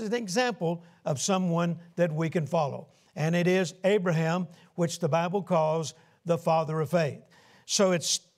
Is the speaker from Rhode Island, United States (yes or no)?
no; Shreveport, Louisiana, United States; Shreveport, Louisiana, my hometown